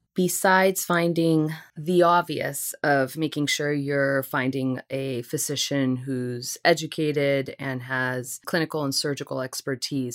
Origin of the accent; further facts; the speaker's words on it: Seattle, Washington, United States; moved away as an adult; also born or lived in Puerto Rico / Long Island, New York; now in New York City, United States; I was born and raised in Puerto Rico, lived there for about seven years before I moved out to the West Coast, Seattle, Washington.